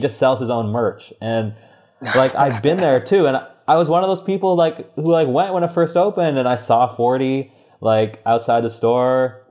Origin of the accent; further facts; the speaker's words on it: Toronto, Ontario, Canada; moved away; I'm from Toronto originally